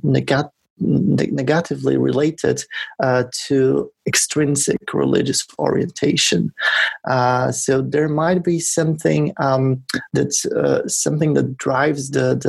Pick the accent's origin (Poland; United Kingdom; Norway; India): Poland; I come from Poland, and we were doing this research in Poland